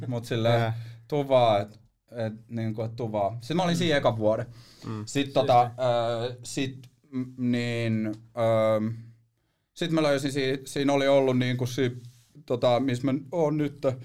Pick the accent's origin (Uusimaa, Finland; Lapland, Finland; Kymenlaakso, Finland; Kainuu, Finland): Uusimaa, Finland; Helsinki; also born or lived in Espoo / Marseille / New York; mä oon kasvanut niinku tässä Etelä-Helsingissä oikeastaan mun niinku elämäni